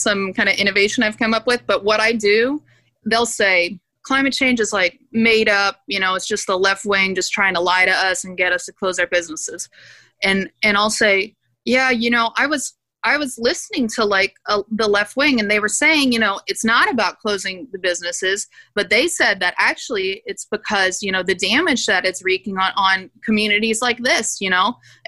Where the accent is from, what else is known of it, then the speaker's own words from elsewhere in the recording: Gulf Coast of Louisiana and Texas, United States; accent: Louisiana; also born or lived in Turkey / Houston / New Orleans / Rio de Janeiro; I loosen up my accent and pull back out my Louisiana accent that I normally need to like suppress for professional life.